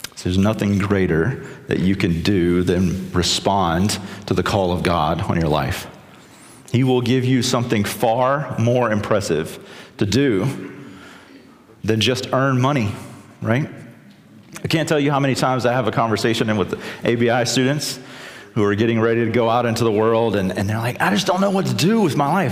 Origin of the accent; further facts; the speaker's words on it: South Carolina, United States; I'm from South Carolina